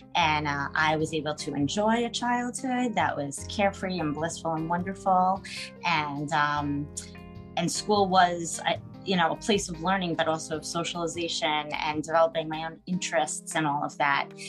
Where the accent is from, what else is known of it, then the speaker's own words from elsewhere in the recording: United States; from the United States, living in New York